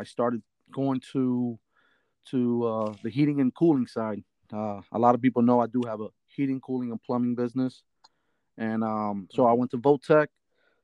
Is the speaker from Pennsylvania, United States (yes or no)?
yes; Reading, Pennsylvania, United States; also born or lived in Shillington, Pennsylvania; So I grew up in Reading. I was born and raised in St. Joseph Hospital. So I grew up in Reading